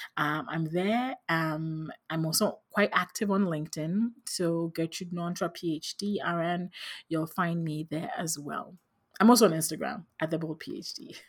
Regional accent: Ghana; moved away as an adult; also born or lived in Philadelphia, United States; I grew up in Ghana in West Africa

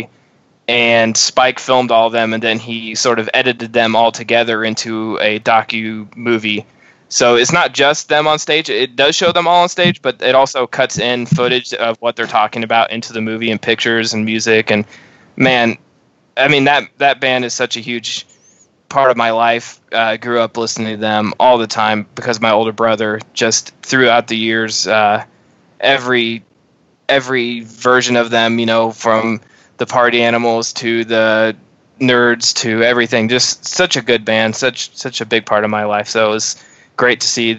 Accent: Midwest, United States; growing up in the Midwest

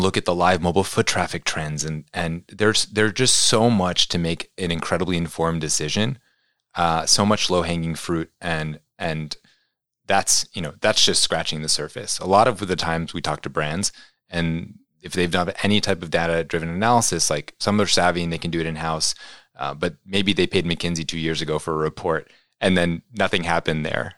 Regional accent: New York City, New York, United States; growing up in New York City

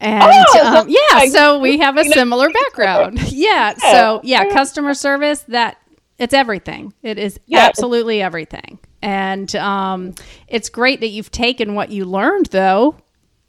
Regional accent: Northern United States, United States; now in Florida, United States; I'm from up north, so you don't hear rhubarb a lot down here.

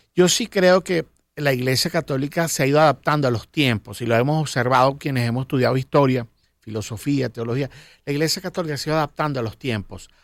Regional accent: Venezuela; yo soy cristiano venezolano

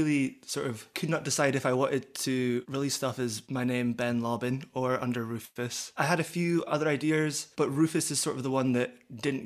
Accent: Aberdeen, Scotland, United Kingdom; moved away as an adult; now in Edinburgh, United Kingdom; I grew up in Aberdeen, and I came down to Edinburgh for university

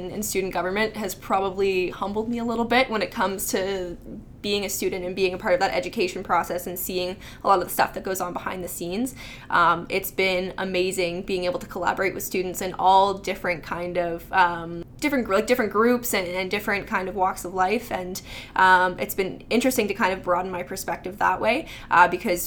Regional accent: North Bay, Ontario, Canada; I'm from North Bay

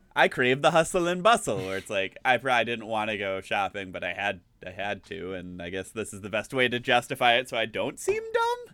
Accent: Green Bay, Wisconsin, United States; growing up in the Green Bay Area

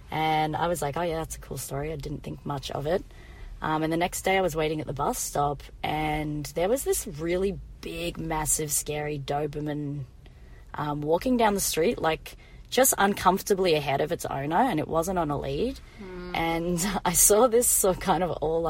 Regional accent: Melbourne, Victoria, Australia; I am from Australia, it is true. Born and bred Melbourne.

